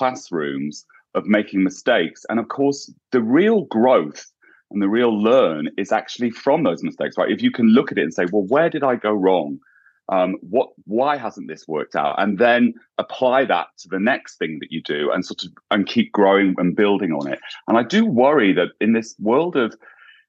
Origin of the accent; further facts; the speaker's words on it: English countryside, England, United Kingdom; now in United States; I grew up in the English countryside too, so I went to a small town